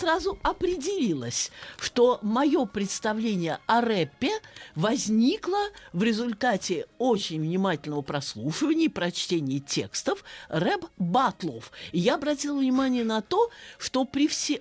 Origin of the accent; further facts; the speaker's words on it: Saratov, Saratov Oblast, Russia; я э, родилась и росла в Саратове